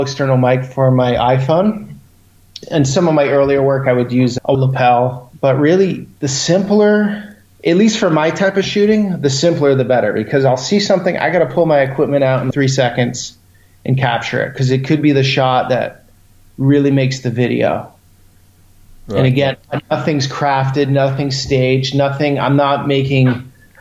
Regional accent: United States; I'm American, but I have an Italian passport through my father. So I never lived in Italy

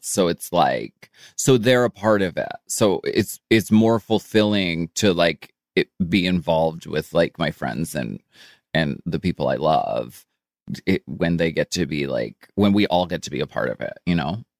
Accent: Erie, Pennsylvania, United States; moved away; I grew up in Erie, Pennsylvania.

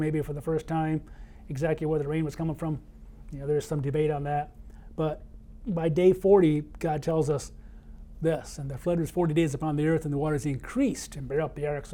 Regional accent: Michigan, United States; from Michigan, my home state

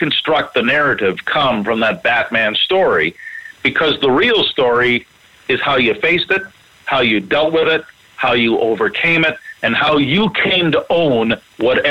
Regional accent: Canada; I'm a Canadian

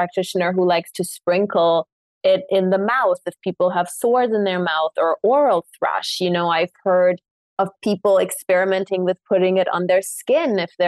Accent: Munich, Bavaria, Germany; moved away; I grew up in Munich for most of my life

